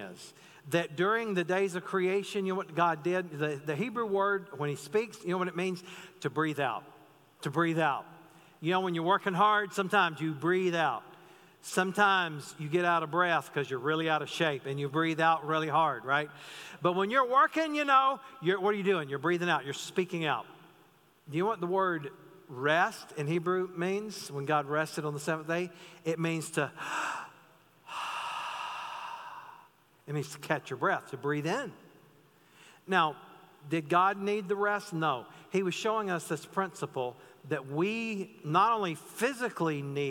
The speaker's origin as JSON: {"language": "English", "region": "North Carolina", "country": "United States", "tie": "born or raised there", "said": "the pastor I grew up under in North Carolina"}